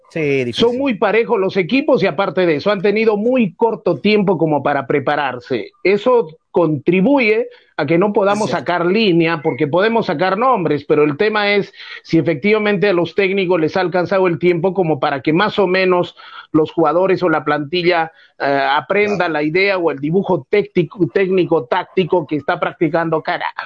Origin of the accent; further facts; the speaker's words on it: Socabaya, Arequipa, Peru; also born or lived in Mollendo; Mi padre en la tercera cuadra de la calle Comercio vivía, y yo también ah, soy de Socabaya